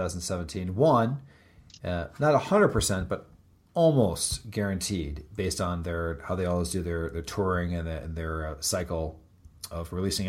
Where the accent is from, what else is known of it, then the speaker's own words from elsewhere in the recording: Florida, United States; I'm from Florida